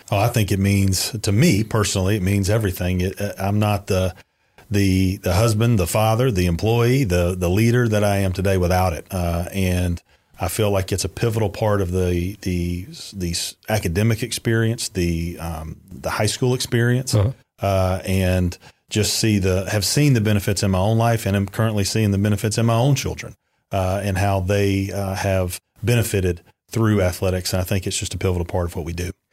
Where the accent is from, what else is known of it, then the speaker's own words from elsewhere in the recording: Valdosta, Georgia, United States; originally, I'm from Valdosta, Georgia